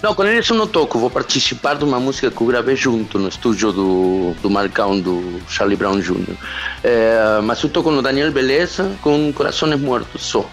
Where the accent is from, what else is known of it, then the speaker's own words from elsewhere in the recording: Chile; Portuguese is a second language; also born or lived in Argentina; now in Brazil; Eu sou chileno, na real. Eu morei lá, mas não sou argentino, nasci no Chile.